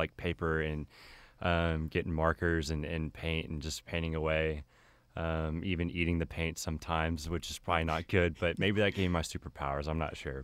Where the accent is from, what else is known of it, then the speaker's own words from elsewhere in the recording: Keller, Texas, United States; I'm from Keller, which is near Fort Worth. And I grew up there pretty much my entire life